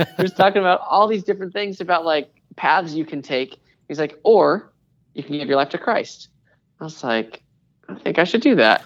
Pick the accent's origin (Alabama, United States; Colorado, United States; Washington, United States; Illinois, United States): Washington, United States; Seattle; moved away as an adult; also born or lived in Portland, Oregon; now in Charlotte, United States; My wife and I happened to move to Charlotte from the Northwest. So we're from Seattle